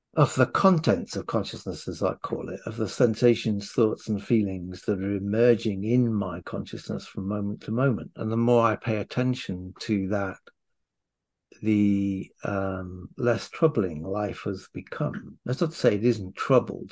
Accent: Wales, United Kingdom; now in London, United Kingdom; I'm Welsh

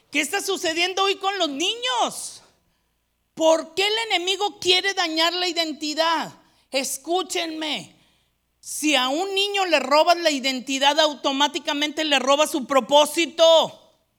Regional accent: Mexico; moved away; Yo estudié una licenciatura ya en México

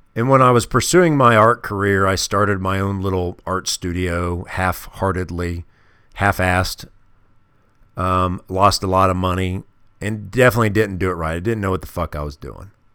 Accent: Kansas City, Missouri, United States; moved away; growing up in the Midwest in a city called Kansas City, Missouri

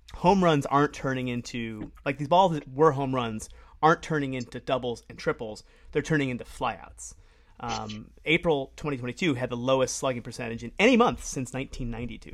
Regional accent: Cleveland, Ohio, United States; growing up in Cleveland

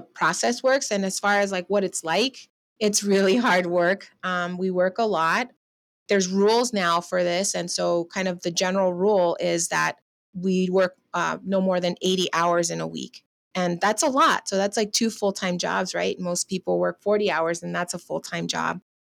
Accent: Riverside, California, United States; also born or lived in Los Angeles, United States; I grew up in Riverside in Southern California

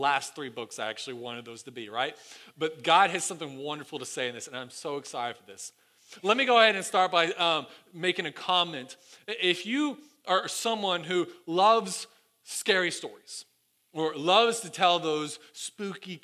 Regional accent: Sevierville, Tennessee, United States; moved away; I grew up in the Smoky Mountains and Sevierville, Gallenberg, Pigeon Forge

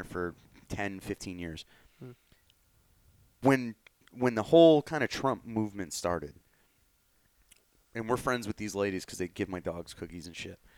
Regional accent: Orange, Connecticut, United States; I'm from Orange

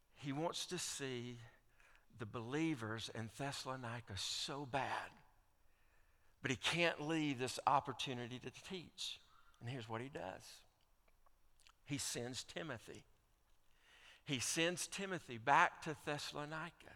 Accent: Alabama, United States; I grew up in Alabama as an Auburn fan

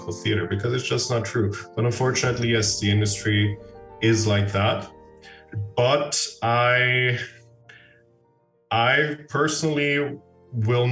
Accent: Vienna, Austria; Born and raised in Vienna

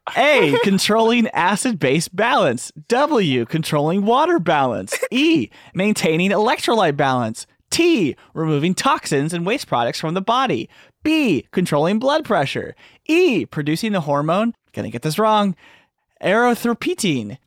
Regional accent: Texas, United States; I'm from Texas

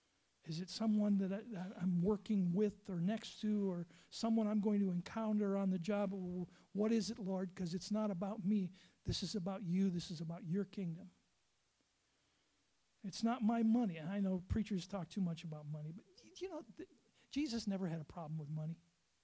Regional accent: Lake Superior area, United States; now in South Dakota, United States; But I grew up on Lake Superior, and it was Lake Superior agates.

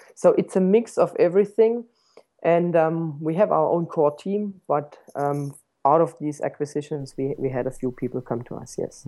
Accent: Stuttgart, Baden-Württemberg, Germany; moved away as an adult; also born or lived in New Zealand; I was born in Stuttgart, um, uh, surrounded by inventors, so to speak. I mean, the first, uh, motor vehicle was invented, uh, just around five minutes from where I used to grow up.

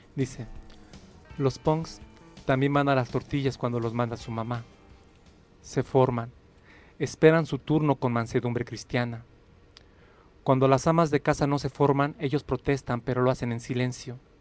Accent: Ecatepec, State of Mexico, Mexico; moved away as an adult; also born or lived in Canada; now in Mexico City, Mexico; yo nací, y crecí en San Agustín, Ecatepec, hasta los 30 años

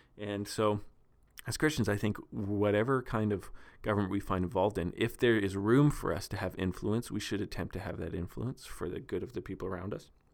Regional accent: Steinbach, Manitoba, Canada; here in my hometown of Steinbach

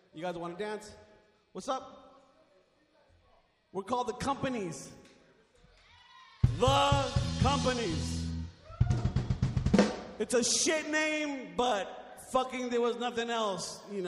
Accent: Compton, California, United States; I'm sorry, I'm not cool, I'm from Compton.

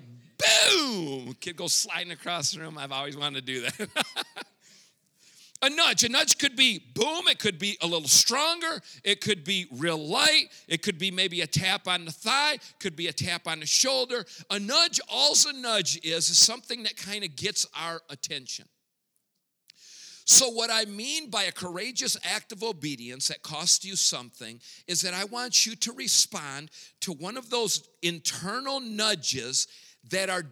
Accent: Grand Rapids, Michigan, United States; first language English; moved away as an adult; now in Mexico; Born and raised in Grand Rapids, Michigan

